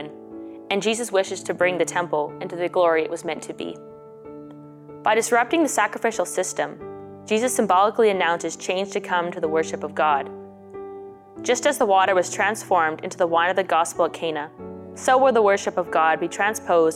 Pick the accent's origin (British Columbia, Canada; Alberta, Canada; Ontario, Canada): Alberta, Canada; Spirit River; I'm from Spirit River, Alberta, and I'm a second-year student here at St. Therese Institute